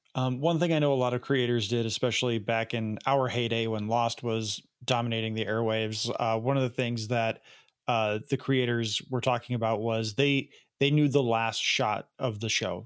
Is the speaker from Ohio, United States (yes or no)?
no; Elgin, Illinois, United States; also born or lived in Rockford, Illinois; I grew up in Elgin